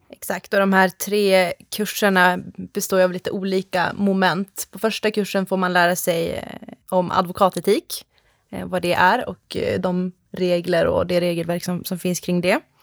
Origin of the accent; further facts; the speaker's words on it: Skellefteå, Västerbotten County, Sweden; moved away as an adult; also born or lived in Uppsala / Tampa, Florida; Jag kommer ursprungligen ifrån eh, Skellefteå uppe i Norrland, men flyttade ner till Uppsala för att läsa på ljusprogrammet där